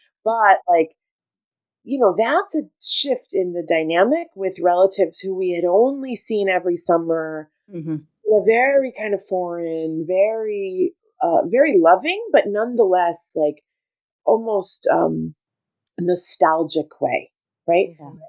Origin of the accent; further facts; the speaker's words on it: Brooklyn, New York, United States; born there; I was born in Brooklyn. So big ups to Brooklyn D.